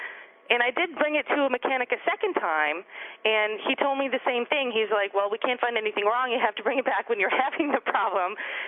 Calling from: Portland, Oregon, United States; I'm calling from Portland, Oregon.

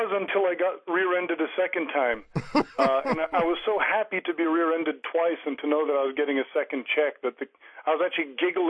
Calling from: Naperville, Illinois, United States; I'm calling from Naperville, Illinois.

